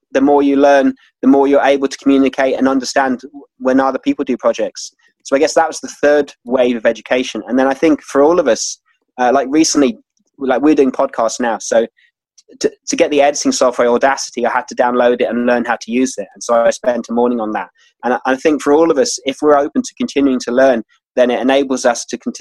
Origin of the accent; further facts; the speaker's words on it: London, United Kingdom; moved away as an adult; also born or lived in Washington, D.C. / Madrid / Central America; now in Ireland; Then I came to Ireland. So I'm actually from London.